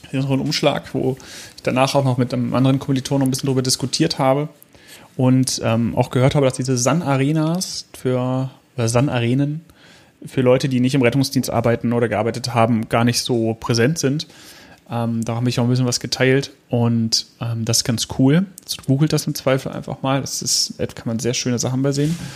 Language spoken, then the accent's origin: German; Hanover, Lower Saxony, Germany; Oberbranddirektor A.D. Lange aus Hannover, also auch noch der Amtsleiter der Feuerwehr meiner Heimatstadt